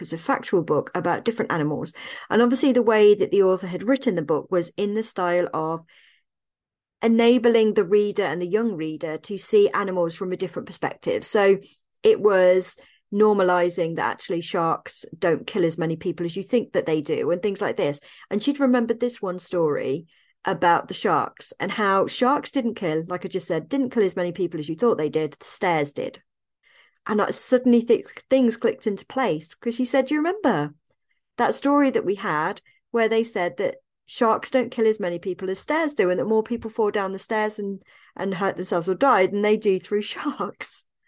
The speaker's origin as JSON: {"language": "English", "town": "Evesham", "region": "West Midlands", "country": "United Kingdom", "tie": "born or raised there", "moved": "yes", "said": "my hometown of Evesham in Worcestershire"}